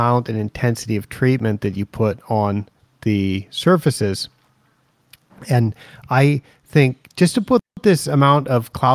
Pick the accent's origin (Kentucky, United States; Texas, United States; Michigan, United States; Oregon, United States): Oregon, United States; Portland; moved away; my hometown of Portland, Oregon